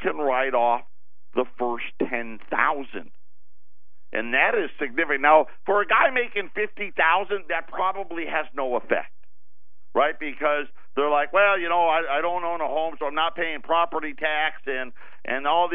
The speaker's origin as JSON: {"language": "English", "region": "upstate New York", "country": "United States", "tie": "born or raised there", "moved": "yes", "said": "that's my home state, right? I was an upstater. My mom lives in Syracuse still to this day"}